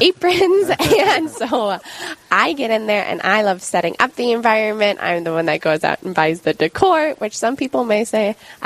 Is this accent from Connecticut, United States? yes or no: no; Pierre, South Dakota, United States; moved away as an adult; now in Bismarck, United States; I am originally from Pierce, South Dakota